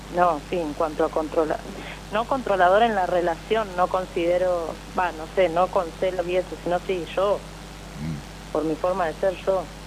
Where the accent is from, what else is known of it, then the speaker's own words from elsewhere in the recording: Mar del Plata, Buenos Aires Province, Argentina; soy de Mar del Plata